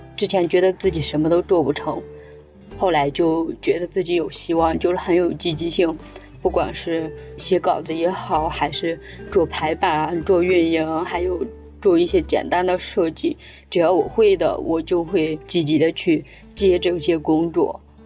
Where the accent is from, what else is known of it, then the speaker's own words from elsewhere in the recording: Jiaozuo, Henan, China; moved away as an adult; now in Shanghai, China; 我老家是在河南焦灼